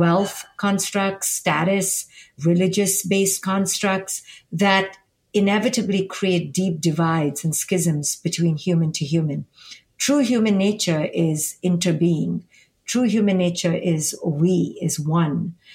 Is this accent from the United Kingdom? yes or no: no; India; now in United States; I'm from India and I live here in America